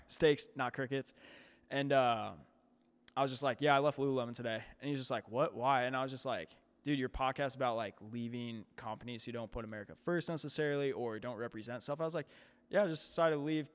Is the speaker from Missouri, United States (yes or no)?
yes; St. Louis, Missouri, United States; moved away as an adult; now in St. Charles, United States; I can't say I'm from Saint Louis anymore